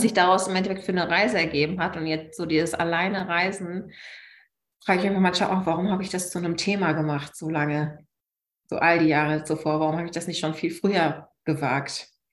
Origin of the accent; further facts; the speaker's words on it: Münsterland, North Rhine-Westphalia, Germany; moved away as an adult; now in Berlin, Germany; ich komme ursprünglich aus dem Münsterland und bin vor, wie lange ist es her, vor mehr als sechs Jahren nach Berlin gezogen